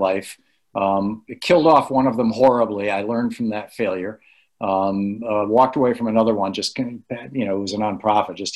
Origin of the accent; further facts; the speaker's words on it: United States; as an American